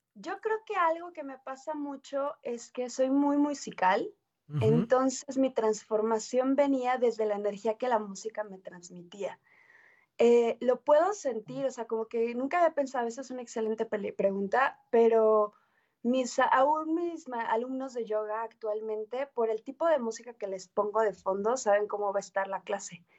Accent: Mexico City, Mexico; now in Aguascalientes, Mexico; soy nacida en Ciudad de México

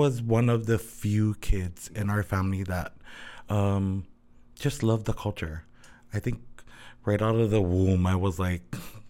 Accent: Honolulu, Hawaii, United States; I grew up in Kalihi. So I grew up in Marites housing.

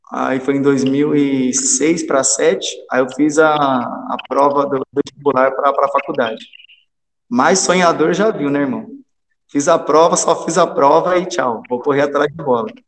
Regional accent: Estiva, Minas Gerais, Brazil; porém sou natural de Estiva, que é uma cidade menor, próxima aqui de, de Pouso Alegre, dá uns 30 quilômetros.

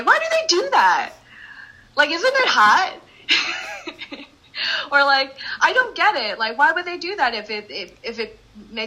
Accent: Randolph, New Jersey, United States; I come from like Randolph, I come from Morris County

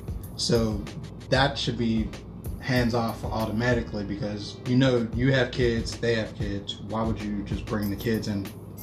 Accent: Homewood, United States; I am from Homewood, born and raised, you know.

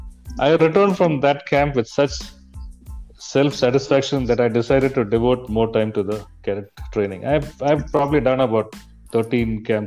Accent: Bangalore, Karnataka, India; although I was born in Bangalore and brought up in Bangalore, my grip over Kannada language was just functional.

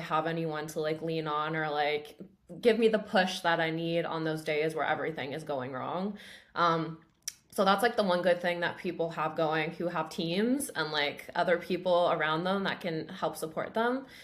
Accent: Grimsby, Ontario, Canada; so I grew up in Grimsby, which is a town of twenty-five thousand people, I think, uh, kind of near Niagara.

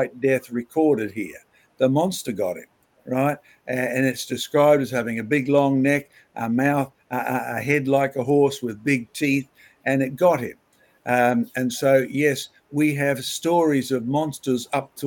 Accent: Scotland, United Kingdom; Scotland, my home country

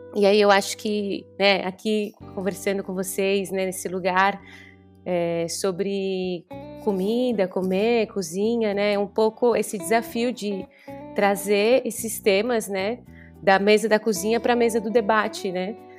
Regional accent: São Paulo, Brazil; moved away as an adult; also born or lived in Rio de Janeiro; now in Sicily, Italy; eu sou de São Paulo, estou finalizando meu doutorado no Rio e hoje me encontro aqui no sul da Itália, na Sicília

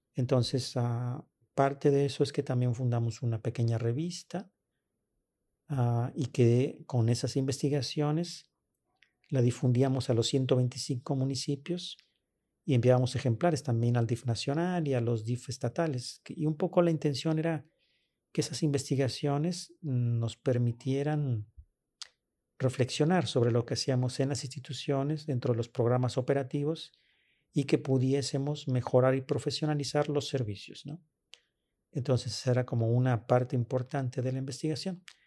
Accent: Guadalajara, Jalisco, Mexico; Yo nací y crecí en Guadalajara.

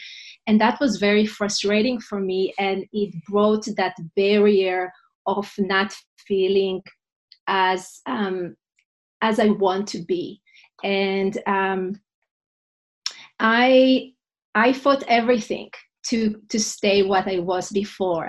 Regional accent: Israel; English is a second language; moved away as an adult; now in New York City, United States; I'm originally from Israel. And 14 years ago, my husband and I moved with two little kids from Israel to New York City

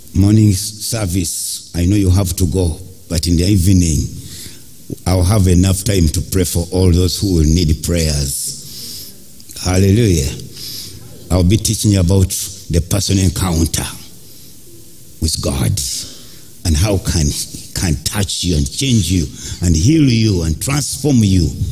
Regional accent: Uganda; I grew up in Africa

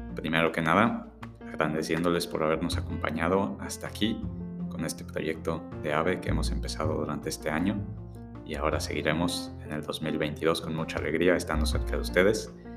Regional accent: Mexico; éramos mexicanos

